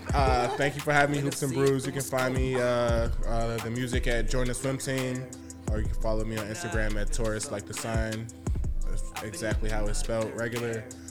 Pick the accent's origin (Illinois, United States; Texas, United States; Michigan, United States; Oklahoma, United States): Illinois, United States; Chicago; I'm from Chicago.